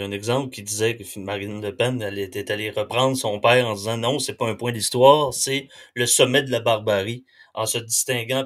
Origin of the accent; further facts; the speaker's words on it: Quebec, Canada; quand on est québécois